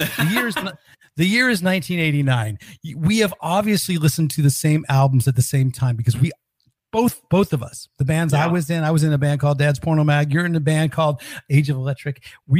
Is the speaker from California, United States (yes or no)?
yes; Northern California, United States; moved away; also born or lived in New York; I grew up in Northern California